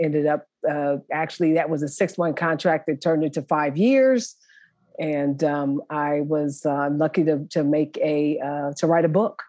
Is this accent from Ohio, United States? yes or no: yes; Columbus, Ohio, United States; Thank you for having me. I'm excited to be here. I'm originally from Columbus, Ohio, born and raised. Attended the Ohio State University.